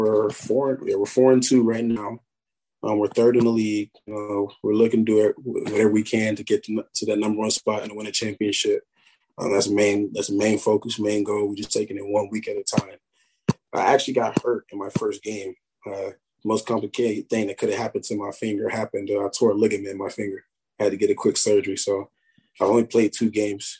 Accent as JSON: {"language": "English", "town": "Murray", "region": "Kentucky", "country": "United States", "tie": "born or raised there", "said": "that's my hometown, you know, I take a lot of pride coming from Murray"}